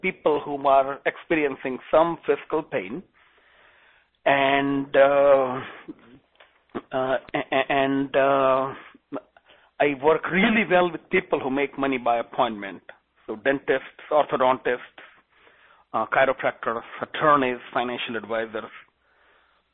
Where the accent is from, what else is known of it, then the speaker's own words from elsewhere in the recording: India; English is a second language; moved away as an adult; now in United States; I'm originally from India. And I do have a very thick accent